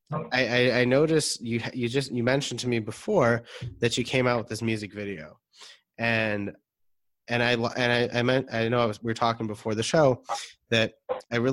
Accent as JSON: {"language": "English", "town": "Detroit", "region": "Michigan", "country": "United States", "moved": "yes", "said": "I'm from Detroit, Michigan originally"}